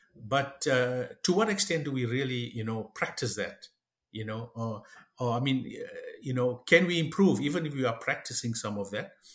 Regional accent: South Africa; moved away as an adult; now in Canada; I was born and raised in South Africa uh, of Indian ancestry, third generation

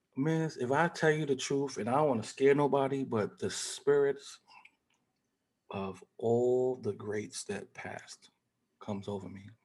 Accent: New York City, New York, United States; also born or lived in Harlem, New York; I was born in Harlem, raised in the Bronx

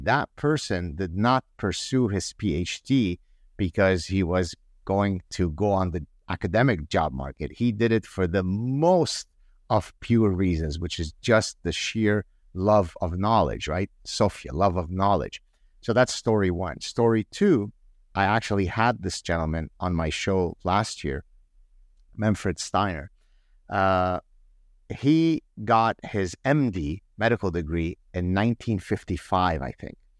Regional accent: Canada; I grew up in Canada where, you know, in the early eighties

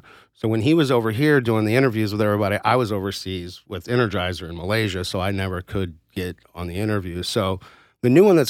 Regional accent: St. Peters, Missouri, United States; I was born and raised in St. Peter's, man, right out there.

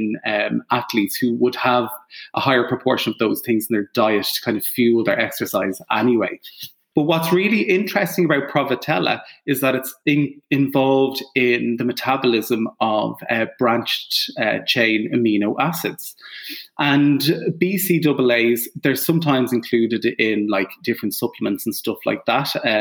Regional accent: Ireland; I'm Irish

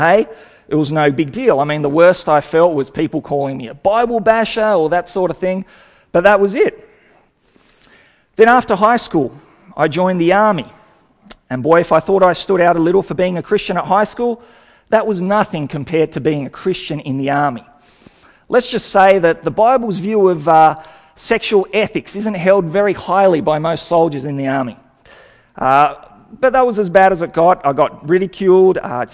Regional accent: Sydney, New South Wales, Australia; also born or lived in Hungary; I came out as a refugee when I was 4 years old, and we moved to Sydney and grew up there

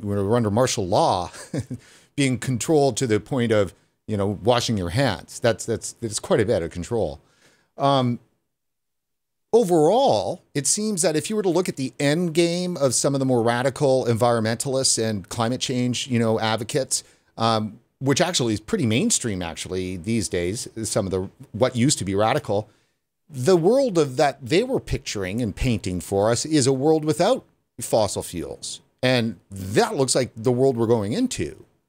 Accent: Prince George, British Columbia, Canada; moved away; I'm actually from Prince George originally

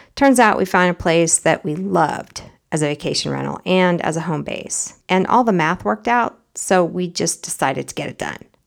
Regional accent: United States; As an American

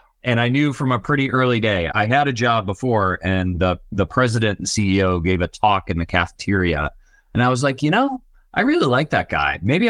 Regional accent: Buffalo, New York, United States; CEO of Tackle, born and raised in Buffalo, New York. So a bit of an underdog in the tech world. And I'm a family first guy. So I'm married, my wife, and three children. We all live in Orchard Park, New York, home of the Buffalo Bills.

